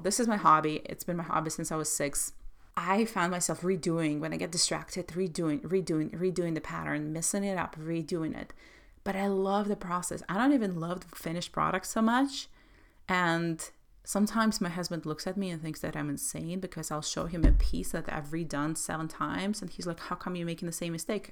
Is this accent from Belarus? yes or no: yes; Belarus; moved away; I grew up in Soviet Russia, Soviet Belarus